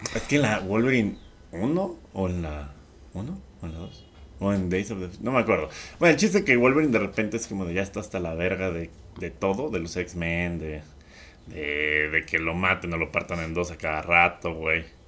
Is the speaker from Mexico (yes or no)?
yes; Mexico; Yo tenía un abuelo español, o sea, no nada más soy mexicana, franco-mexicana.